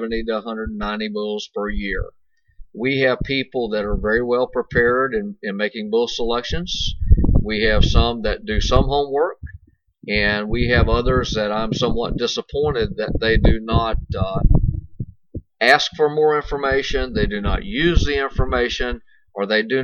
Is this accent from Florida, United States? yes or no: yes; Chiefland, Florida, United States; I am a fifth generation cattleman in this area. My family's been here since the middle 1800s